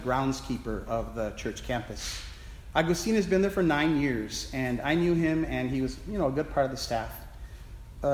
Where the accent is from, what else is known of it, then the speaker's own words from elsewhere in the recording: Milwaukee, Wisconsin, United States; Milwaukee, Wisconsin, my hometown